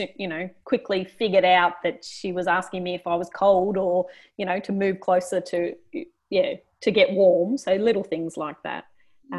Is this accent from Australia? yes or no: yes; Australia; I was from Australia